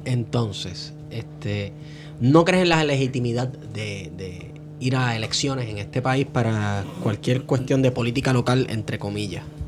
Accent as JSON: {"language": "Spanish", "town": "Manatí", "country": "Puerto Rico", "said": "yo soy de Manatí."}